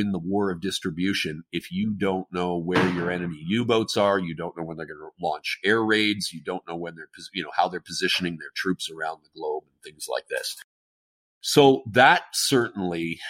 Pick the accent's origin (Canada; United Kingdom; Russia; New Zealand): Canada; Being the Canadian